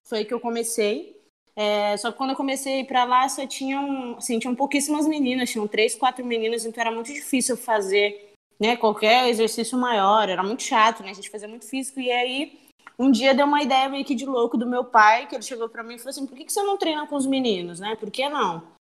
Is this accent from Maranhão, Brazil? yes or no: yes; São Luís, Maranhão, Brazil; now in São Paulo, Brazil; eu sou de São Luís do Maranhão